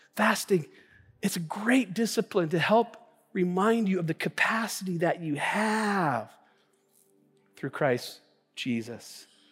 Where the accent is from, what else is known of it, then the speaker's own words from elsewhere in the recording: Tacoma, Washington, United States; I was born and raised in the Northwest here in Tacoma